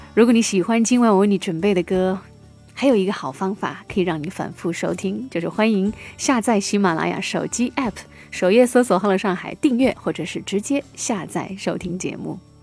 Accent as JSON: {"language": "Chinese", "country": "China", "said": "我们中国人讲究飞蛾扑火"}